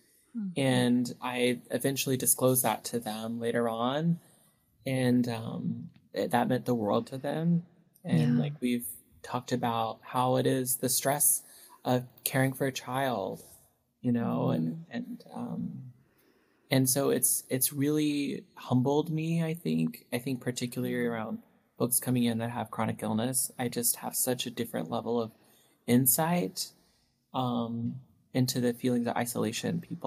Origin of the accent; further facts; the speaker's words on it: Knoxville, Tennessee, United States; moved away; I grew up in East Tennessee, like 20 minutes from Dolly Parton, like Dollywood.